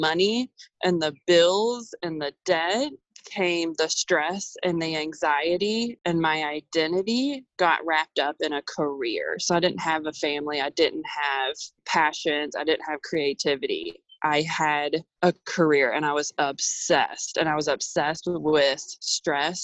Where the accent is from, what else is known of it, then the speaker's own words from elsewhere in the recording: Louisville, Kentucky, United States; moved away as an adult; I'm originally from Louisville, Kentucky.